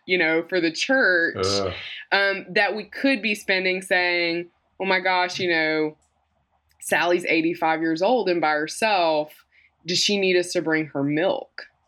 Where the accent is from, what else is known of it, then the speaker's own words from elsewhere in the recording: Mississippi, United States; I'm from Mississippi, so obviously I wear makeup